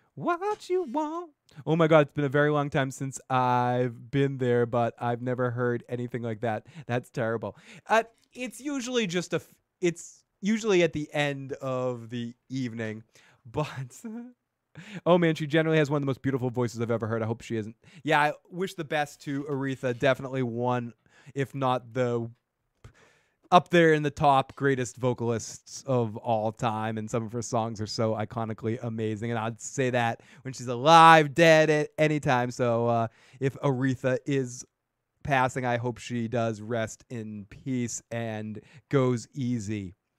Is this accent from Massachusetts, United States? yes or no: yes; a town next to Marblehead, Massachusetts, United States; accent: Boston; also born or lived in Salem, Massachusetts; I grew up a fucking town over